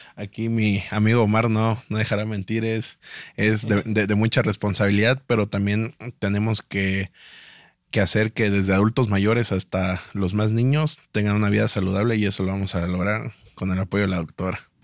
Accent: Tuxtla Gutiérrez, Chiapas, Mexico; vengo de Chiapas, de Tuxla Gutiérrez

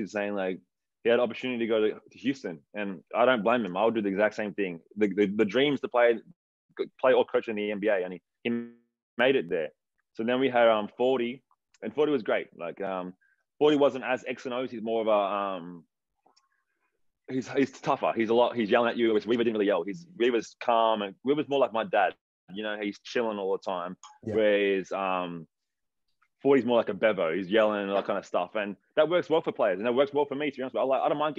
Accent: Wollongong, New South Wales, Australia; moved away as an adult; now in Sydney, Australia; growing up in Wollongong

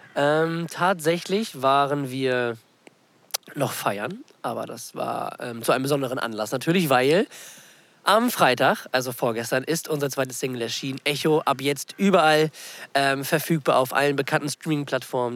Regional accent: Germany; bei uns in Deutschland

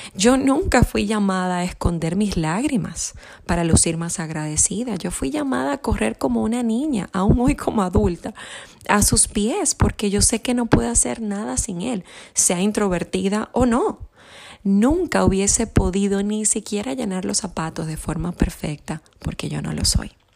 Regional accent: Santo Domingo, Distrito Nacional, Dominican Republic; yo soy de Santo Domingo, República Dominicana. Soy una isleña

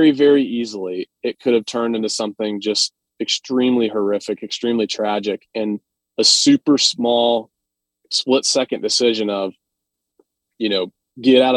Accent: Atlanta, Georgia, United States; I'm from Atlanta

